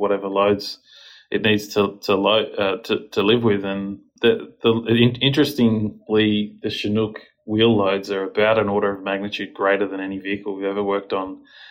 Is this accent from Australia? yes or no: yes; Australia; our country is quite small